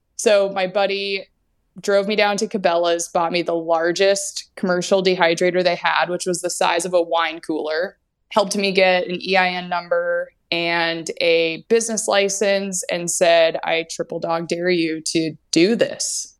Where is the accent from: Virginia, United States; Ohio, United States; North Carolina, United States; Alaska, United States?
Alaska, United States; Anchorage; also born or lived in Bellingham, Washington; I was born and raised in Alaska